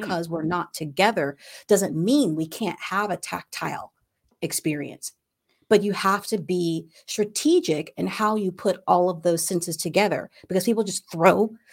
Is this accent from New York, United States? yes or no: no; Ohio, United States; moved away; I was from Ohio